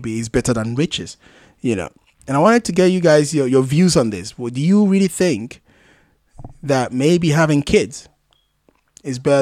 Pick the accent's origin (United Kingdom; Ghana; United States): Ghana; Kumasi, Ashanti; growing up in Kumasi, especially when I was in secondary school